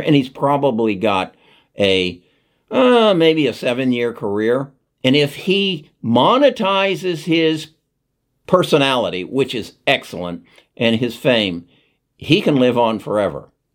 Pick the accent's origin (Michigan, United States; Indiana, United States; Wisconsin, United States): Indiana, United States; Indianapolis; I grew up in Indianapolis